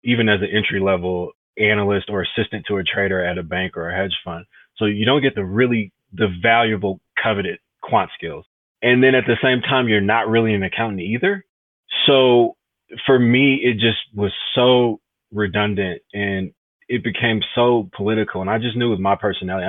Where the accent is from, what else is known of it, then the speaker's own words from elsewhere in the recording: Detroit, Michigan, United States; I'm from Detroit originally. I went to a Jesuit high school, which was actually inside the city of Detroit.